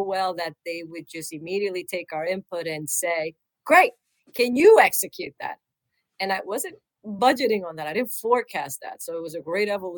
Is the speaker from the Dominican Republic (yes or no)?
yes; Dominican Republic; moved away; I'm Latina. I was born in the Dominican Republic